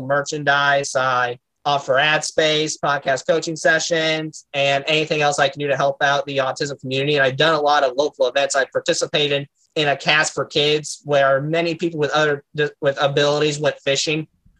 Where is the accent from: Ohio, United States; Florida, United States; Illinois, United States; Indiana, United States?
Indiana, United States; born or raised there